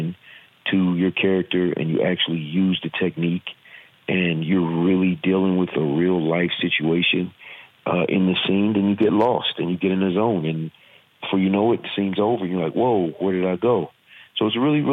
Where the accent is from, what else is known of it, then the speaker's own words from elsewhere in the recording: Virginia, United States; accent: southern; I'm from Virginia. I have a southern accent